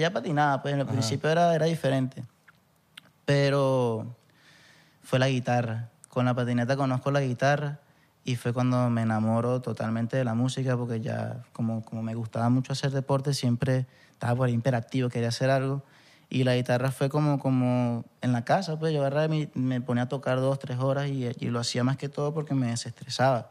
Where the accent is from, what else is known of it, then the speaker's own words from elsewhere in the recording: Punto Fijo / Santa Ana, Falcón, Venezuela; moved away; also born or lived in Valencia; yo que soy de Punto Fijo, que vengo más del llano, que no es llano porque en verdad es bien costeño, playero, pero me crié en Santana